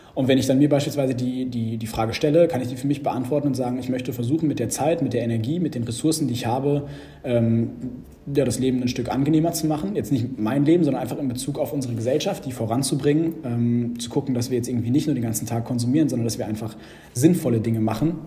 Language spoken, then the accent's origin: German; Germany; als Deutscher